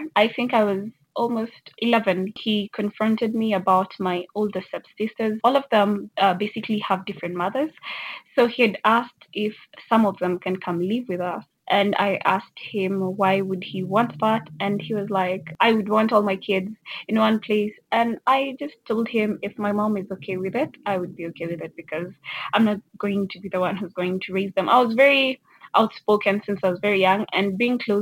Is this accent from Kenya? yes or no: yes; Kenya; I'm from Kenya.